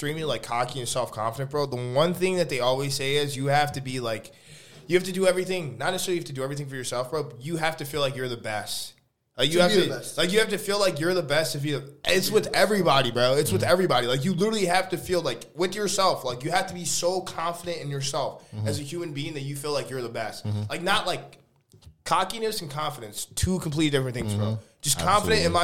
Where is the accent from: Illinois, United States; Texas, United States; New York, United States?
Illinois, United States; Chicago; I'm from Chicago